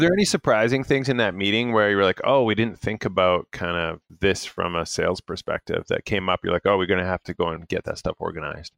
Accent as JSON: {"language": "English", "country": "Canada", "said": "being Canadian"}